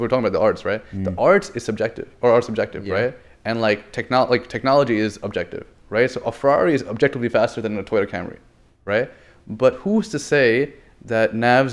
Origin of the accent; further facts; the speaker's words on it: Long Island, New York, United States; I grew up on Long Island, like probably 15 minutes away from Queens